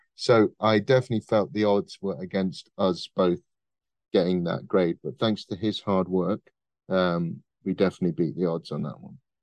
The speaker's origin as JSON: {"language": "English", "region": "Midlands", "country": "United Kingdom", "said": "I am from the Midlands."}